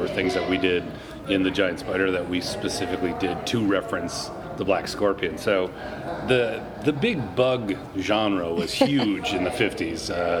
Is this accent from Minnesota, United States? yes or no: yes; Minnesota, United States; I'm from Minnesota.